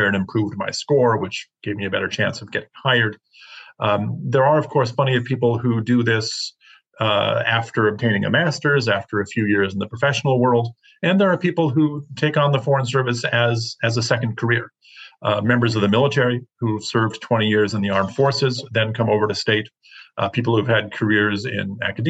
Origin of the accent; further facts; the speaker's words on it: Marquette, Michigan, United States; moved away as an adult; growing up in Marquette, you do learn to be a little self-sufficient